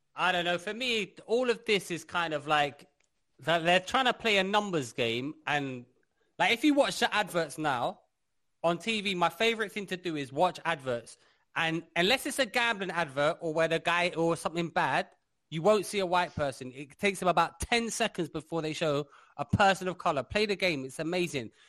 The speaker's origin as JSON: {"language": "English", "region": "London", "country": "United Kingdom", "tie": "born or raised there", "said": "I grew up in London"}